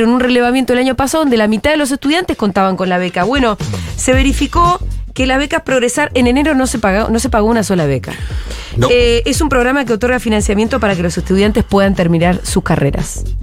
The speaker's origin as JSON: {"language": "Spanish", "town": "Bariloche", "region": "Río Negro", "country": "Argentina", "moved": "as an adult", "lives_now": "Buenos Aires, Argentina", "said": "Yo me vine de Bariloche a estudiar a Buenos Aires y mis viejos me alquilaban un departamento donde yo vivía con mi hermana"}